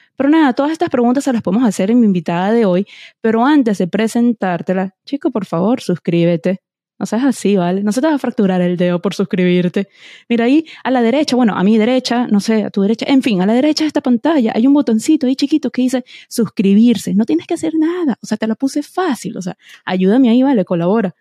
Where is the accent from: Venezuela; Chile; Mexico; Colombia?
Venezuela; now in United States; yo soy venezolana